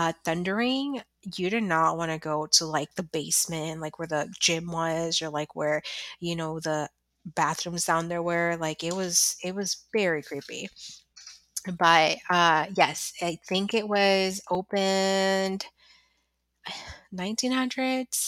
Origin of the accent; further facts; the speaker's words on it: Chicago, Illinois, United States; moved away; I haven't set foot in my grammar school, which I'm originally from Chicago